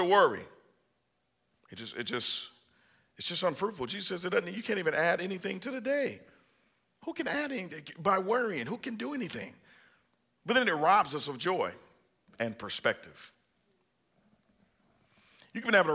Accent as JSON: {"language": "English", "area": "Bible Belt", "region": "Southern United States", "country": "United States", "said": "I'm from the Bible Belt"}